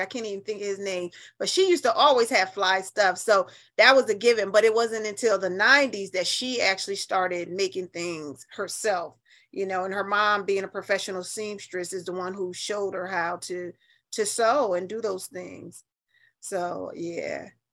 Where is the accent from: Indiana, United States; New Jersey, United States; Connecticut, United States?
Connecticut, United States; New Haven; moved away as an adult; now in Atlanta, United States; I'm a Yankee and I'm proud of it. I'm from New Haven